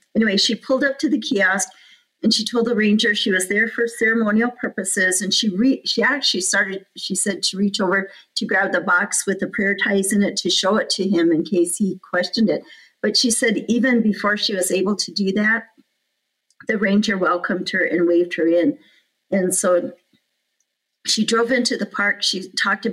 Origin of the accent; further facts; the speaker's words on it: Rosebud, South Dakota, United States; moved away; I'm the park superintendent here, but I'm from Rosebud